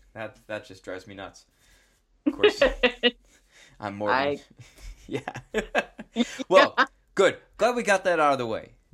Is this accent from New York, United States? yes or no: yes; New York, United States; both products of New York Public Schools, Regents diploma.